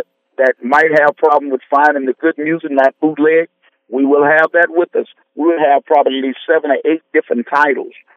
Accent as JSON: {"language": "English", "area": "grew up in Chicago", "region": "Mississippi Delta", "country": "United States", "tie": "born or raised there", "moved": "yes", "said": "I came out of the Delta, Mississippi"}